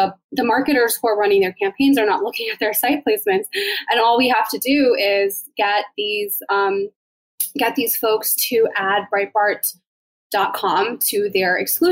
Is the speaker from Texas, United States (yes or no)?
no; Maryland, United States; moved away; We're both originally from Maryland.